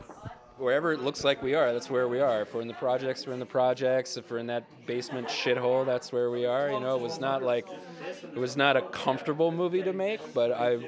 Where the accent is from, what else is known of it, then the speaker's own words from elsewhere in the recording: Texas, United States; moved away; I'm from Texas originally